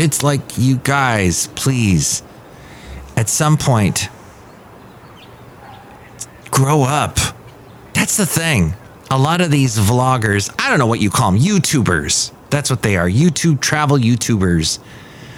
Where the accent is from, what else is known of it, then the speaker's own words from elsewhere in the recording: Southern California, United States; now in San Francisco Bay Area, United States; growing up in Southern California